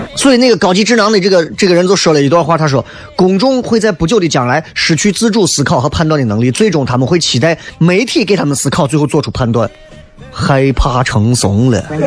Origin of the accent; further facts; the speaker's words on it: Shaanxi, China; 塑造我们陕西人现在就这个样子